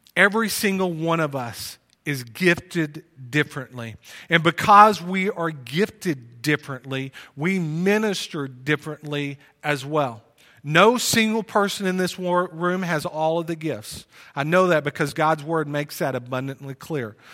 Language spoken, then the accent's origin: English; Plano, Texas, United States; moved away; also born or lived in Wylie, Texas; We grew up together in Plano.